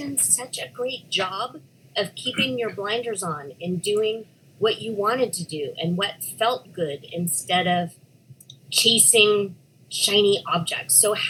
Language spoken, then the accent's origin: English; Scotland, United Kingdom; No, well, I'm Scottish.